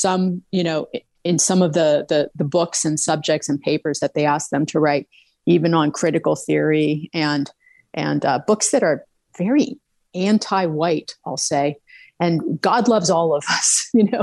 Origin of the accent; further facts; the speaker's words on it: Camp Hill, Pennsylvania, United States; also born or lived in Mechanicsburg, Pennsylvania / Los Angeles; my hometown here in Camp Hill, Pennsylvania. I grew up in like Mechanicsburg and Camp Hill.